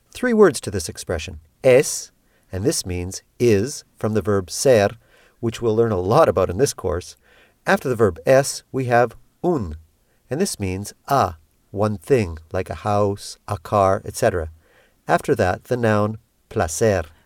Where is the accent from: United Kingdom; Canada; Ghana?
Canada; moved away as an adult; now in Peru; I'm Canadian. I've been living in Peru since nineteen ninety-five